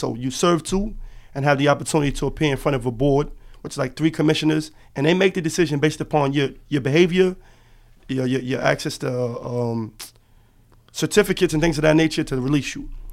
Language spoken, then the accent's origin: English; New York City, New York, United States; I am originally from Harlem, New York. Lincoln Houses